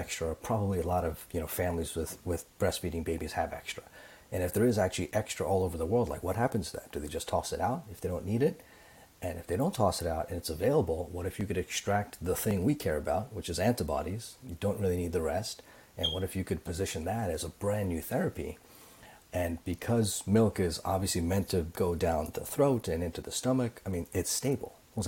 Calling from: Toronto, Ontario, Canada; Also in Toronto.

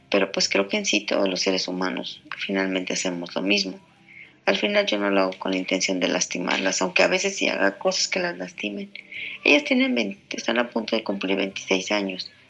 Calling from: Mexico; Hola Julio … de México.

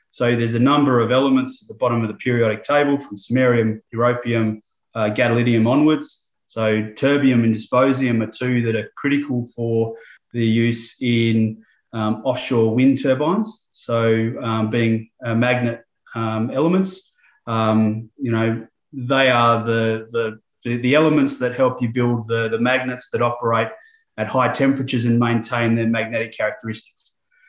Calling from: Melbourne, Victoria, Australia; I'm coming from Melbourne, Australia, just at the tail end of summer. So conditions are pretty good down here.

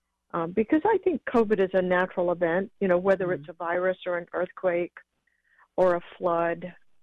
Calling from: Los Angeles, California, United States; I'm calling from L.A.

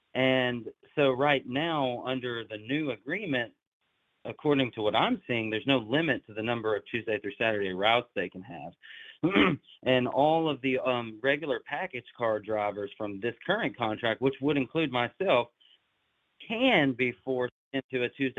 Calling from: Jackson, Tennessee, United States; the Teamster teacher from TikTok, and I am from Jackson, Tennessee. It's just West Tennessee.

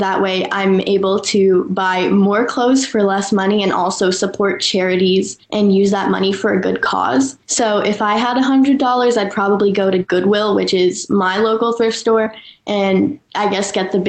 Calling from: Los Angeles, California, United States; I'm going into 10th grade, and I'm calling in from Los Angeles.

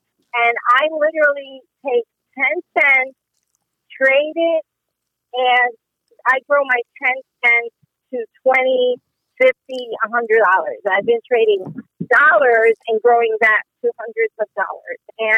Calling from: Atlanta, Georgia, United States; Atlanta, Georgia.

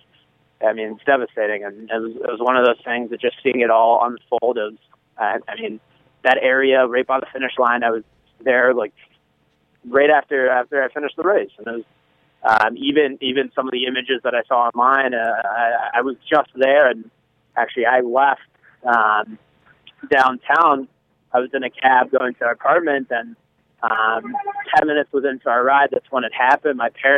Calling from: Cambridge, Massachusetts, United States; I'm calling. I'm at Harvard right now. I'm here in Massachusetts, in Cambridge.

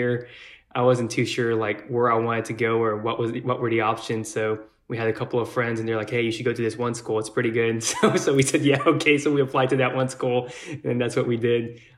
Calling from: Mount Pleasant, Texas, United States; also born or lived in Austin, Texas; I'm 31 years old. I'm calling from Mount Pleasant, Texas

